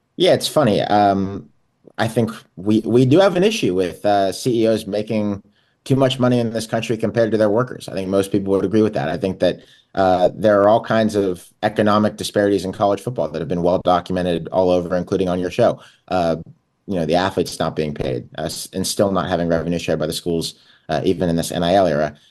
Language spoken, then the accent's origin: English; Pittsburgh, Pennsylvania, United States; I'm from Pittsburgh, Pennsylvania